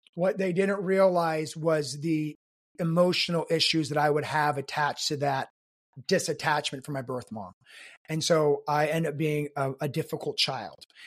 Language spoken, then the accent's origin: English; South Korea; I was born in Korea to an American soldier